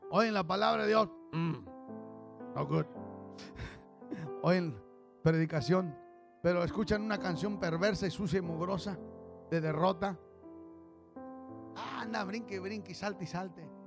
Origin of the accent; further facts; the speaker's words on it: Mexico; que porque somos mexicanos y la gente es muy racista y esto y lo otro